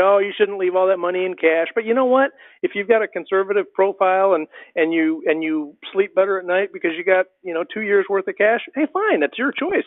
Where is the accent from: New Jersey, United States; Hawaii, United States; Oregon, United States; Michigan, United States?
Michigan, United States; moved away as an adult; also born or lived in Ohio / Kentucky / Texas; now in Georgia, United States; i grew up in michigan small town small town guy